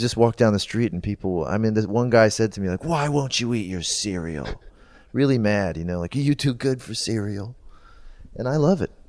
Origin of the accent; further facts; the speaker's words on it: Canada; as a kid growing up in Canada